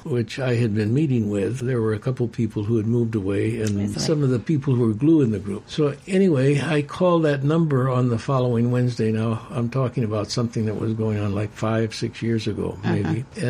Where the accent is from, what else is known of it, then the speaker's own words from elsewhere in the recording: Chicago, Illinois, United States; I'm from Chicago